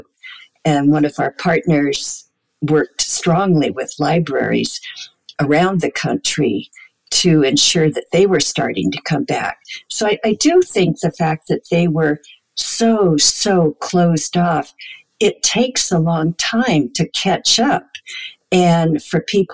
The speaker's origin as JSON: {"language": "English", "country": "United States", "said": "speaking as an American"}